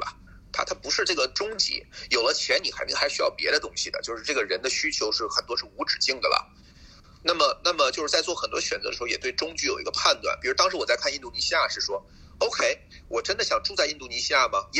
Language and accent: Chinese; China; moved away as an adult; also born or lived in United States; 作为一个中国人，对吧？在在美国